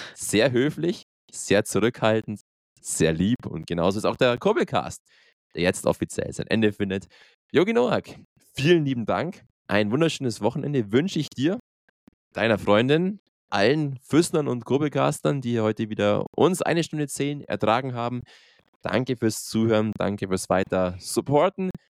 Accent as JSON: {"language": "German", "town": "Peiting", "region": "Bavaria", "country": "Germany", "tie": "born or raised there", "said": "nach Peiting, yo, in meine Heimat"}